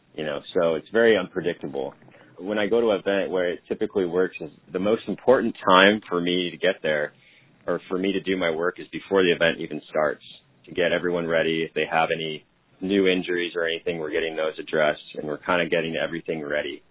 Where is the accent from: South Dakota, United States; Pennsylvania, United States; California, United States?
California, United States; I grew up in California playing ice hockey